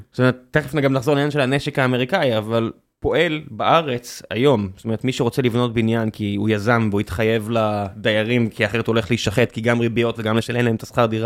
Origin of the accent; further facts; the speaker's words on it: Beersheba, Southern District, Israel; אני גדלתי בבאר שבע.